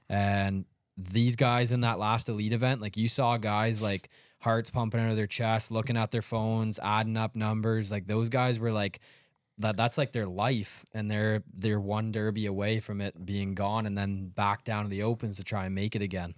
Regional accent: Canada; we're from Canada

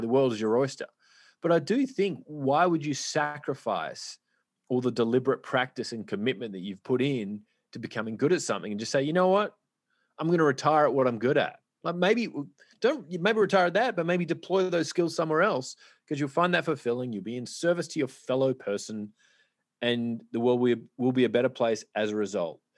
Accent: Australia; I'm from Australia

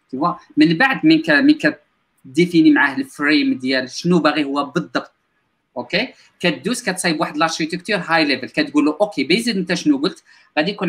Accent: Morocco; حنا مغاربه ما كانش عندنا واحد الباك جراوند اللي كبيره

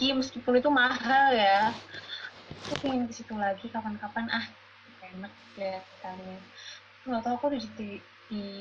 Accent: Sulawesi, Indonesia; orang Sulawesi

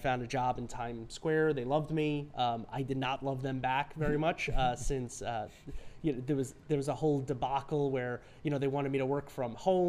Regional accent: New York City, New York, United States; also born or lived in Rockland County, New York; a New Yorker. I grew up in Flushing, Queens, lived in Rockland County, New York City, went to school in the city, Lexington and 24th, right?

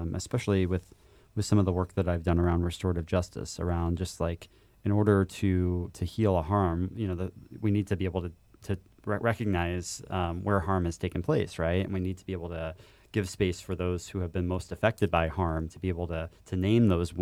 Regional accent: Indiana, United States; now in Chicago, United States; I'm from Indiana

